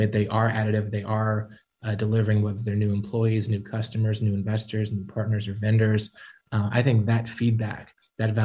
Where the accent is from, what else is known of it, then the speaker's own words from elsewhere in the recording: Atlanta, Georgia, United States; We're both from Atlanta. We plan to be here the rest of our life